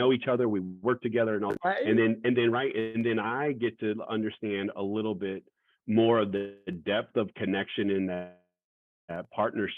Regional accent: West Valley, Arizona, United States; also born or lived in Goodyear, Arizona; I grew up in the West Valley

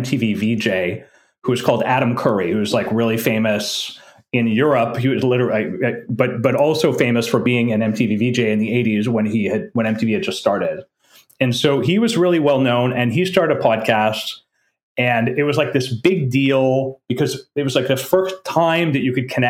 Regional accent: French part of Canada, Quebec, Canada; first language French; English is a second language; I was brought up in French part of Canada, right? French is my first language

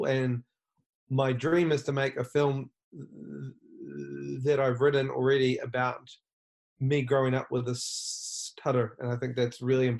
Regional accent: New Zealand; now in Los Angeles, United States; I'm from New Zealand. I live in Los Angeles.

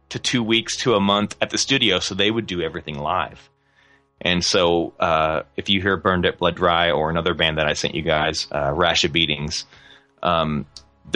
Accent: Fort Smith, Arkansas, United States; I'm really proud of my hometown, Fort Smith, Arkansas

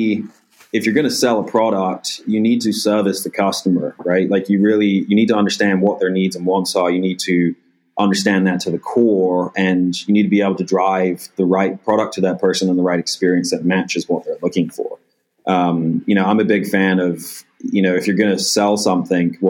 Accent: England, United Kingdom; now in United States; I grew up in England

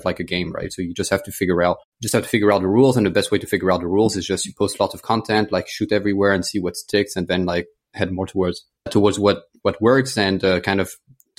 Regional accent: France; English is a second language; moved away as an adult; also born or lived in United States / United Kingdom / Australia / Botswana; I grew up in France. My family's French. So I'm French-American

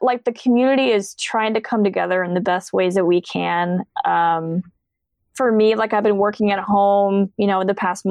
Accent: Colorado, United States; moved away; I'm from Colorado

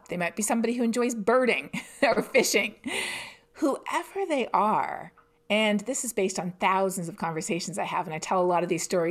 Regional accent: Canada; I'm Canadian myself

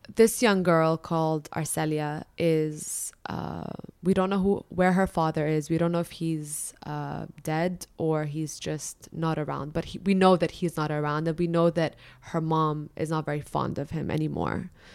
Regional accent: Dubai, United Arab Emirates; also born or lived in Lebanon; I was born and raised in Dubai

